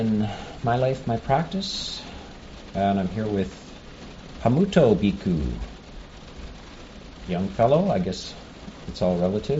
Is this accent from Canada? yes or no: yes; Canada; And this is more or less a classic American experience. I'm Canadian, mm-hmm.